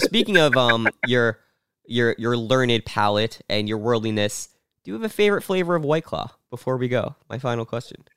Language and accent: English; Pittsburgh, Pennsylvania, United States; moved away; I was born in Pittsburgh. I go there back a lot